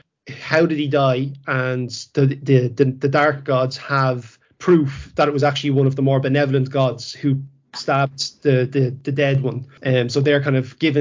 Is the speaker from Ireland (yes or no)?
yes; Ireland; I'm from Ireland myself. I was born and bred here.